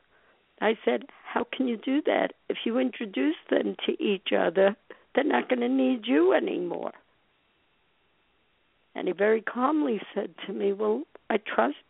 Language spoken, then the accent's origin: English; New York City, New York, United States; as a little girl growing up in Brooklyn